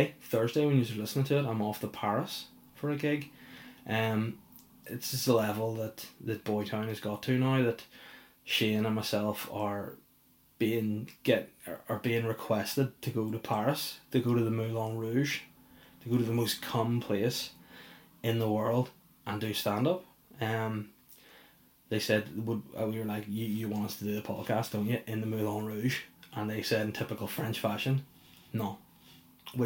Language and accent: English; Belfast, Northern Ireland, United Kingdom; moved away; I'm pretty well known back in Belfast. I'm from Belfast, mate.